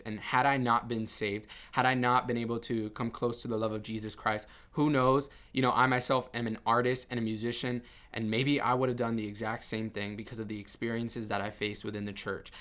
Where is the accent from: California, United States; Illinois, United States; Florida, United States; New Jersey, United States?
Florida, United States; Miami; I grew up in Miami and it was all about, you know, macho Cubanism